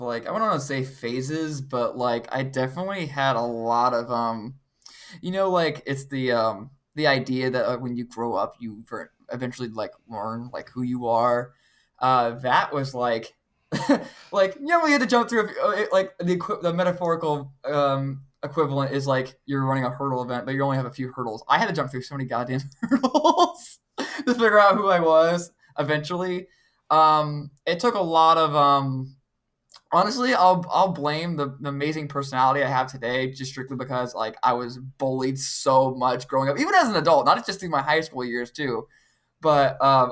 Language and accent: English; Middle Point, Ohio, United States; also born or lived in Van Wert, Ohio; now in Bowling Green, United States; I actually was born and raised here in Ohio, Northwest, to be more specific. I was born in a very, very smaller town named Van Wert, Ohio